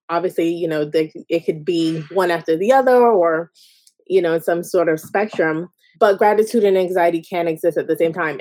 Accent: Jamaica; I'm Jamaican

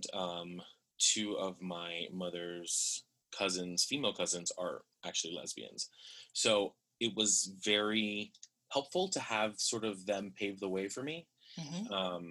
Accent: Miami, Florida, United States; I am from Miami, Florida

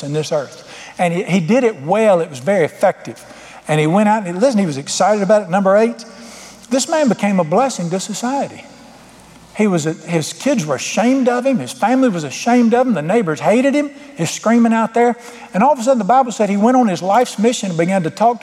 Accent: United States; being an American

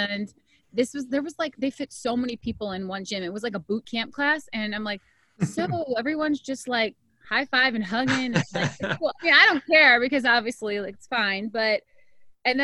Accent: Wisconsin, United States; now in Los Angeles, United States; growing up in Wisconsin, you're pretty much Canadian, you know, we talk like Canadians

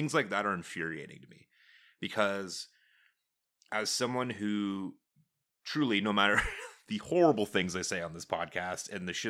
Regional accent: Canada; We're Canadian.

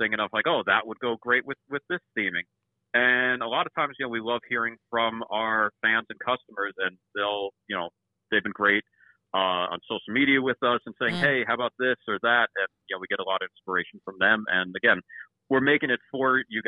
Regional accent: East Coast, United States; growing up on the East Coast

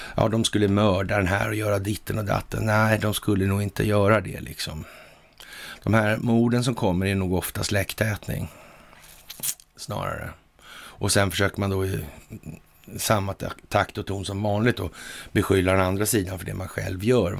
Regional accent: Sweden; som svensk

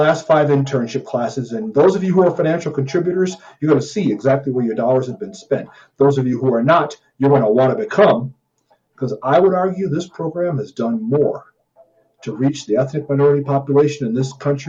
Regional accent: Missouri, United States; I'm from Missouri

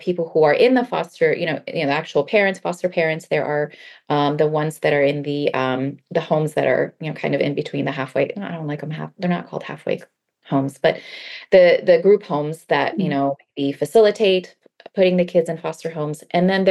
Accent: Baltimore, Maryland, United States; English is a second language; moved away as an adult; now in California, United States; I grew up in Baltimore, Maryland

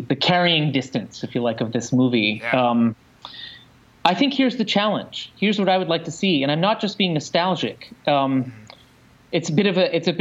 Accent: Montreal, Quebec, Canada; moved away; I'm from Montreal, I'm headed back there in a few days

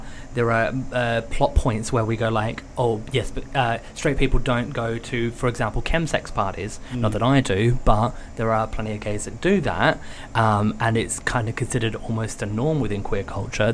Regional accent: Australia; I'm Australian

